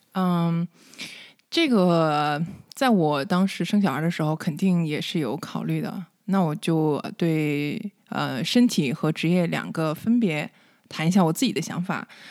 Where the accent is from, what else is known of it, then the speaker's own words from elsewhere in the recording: Northeast China, China; moved away as an adult; now in United States; 我是东北出生的